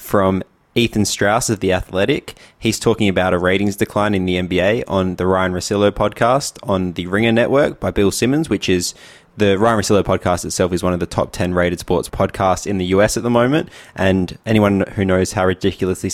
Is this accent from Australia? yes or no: yes; Australia; We as the Australian population